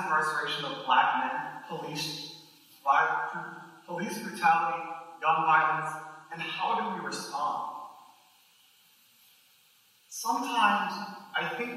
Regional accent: Grand Rapids, Michigan, United States; I grew up outside Grand Rapids, Michigan, in a predominantly white Christian evangelical town

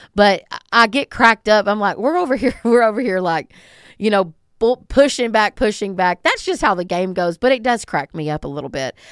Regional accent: the South, United States; I'm from the South

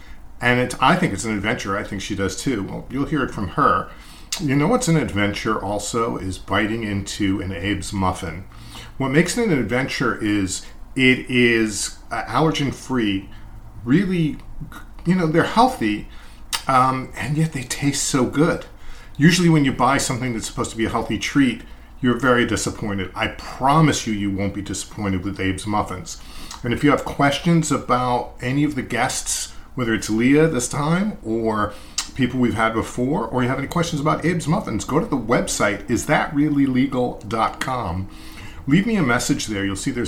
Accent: Massapequa, New York, United States; And I can relate a little bit growing up in Massapequa, Long Island. I also had some issues with the way I talked.

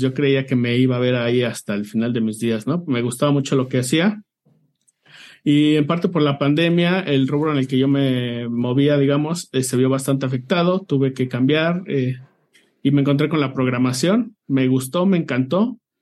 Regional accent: Mexico City, Mexico; soy de la Ciudad de México.

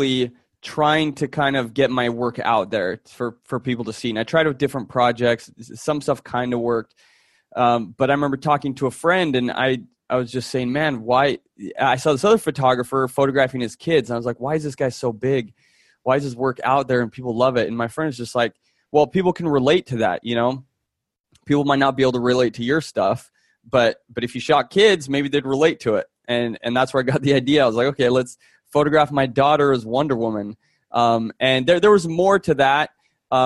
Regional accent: Florence, Tuscany, Italy; I grew up, growing up in Florence, Italy

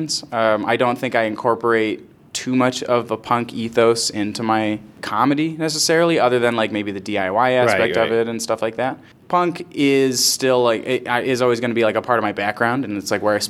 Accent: Rochester area, New York, United States; I started doing comedy in Rochester, which is sort of where I'm from

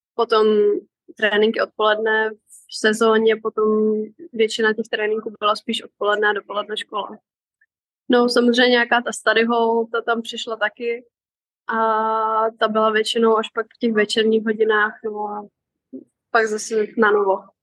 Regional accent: Karlovy Vary, Karlovy Vary Region, Czechia; moved away; also born or lived in Texas, United States; Já jsem původně z Varu

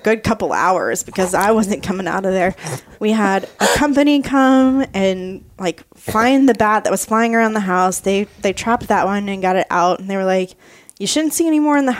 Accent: Florida, United States; I grew up in Florida

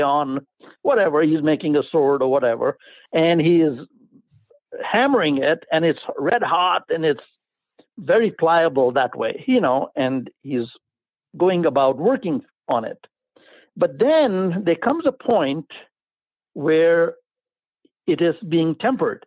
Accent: India; accent: Indian; my accent gives it away that I'm from India

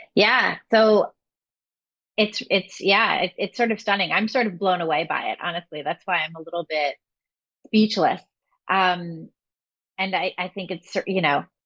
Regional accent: Massachusetts, United States; moved away; also born or lived in New York City; I grew up in Massachusetts

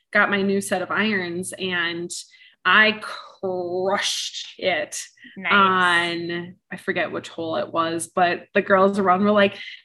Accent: Wisconsin, United States; also born or lived in Woodbury, Minnesota; now in Edina, United States; Wisconsin, my home state

